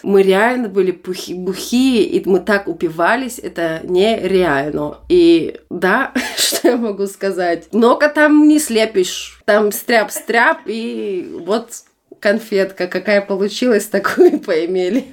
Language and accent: Russian; Germany; Russian is a second language; also born or lived in Almaty, Kazakhstan; я выросла в Германии